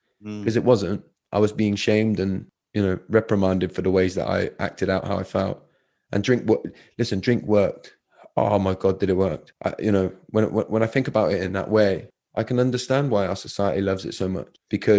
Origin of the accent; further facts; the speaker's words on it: United Kingdom; We hide behind, it's just being British.